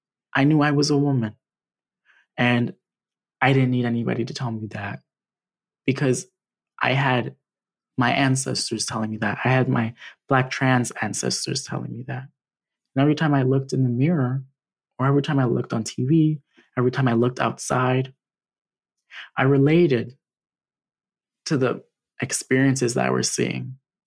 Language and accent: English; Trinidad & Tobago; specifically that I'm from Trinidad and Tobago.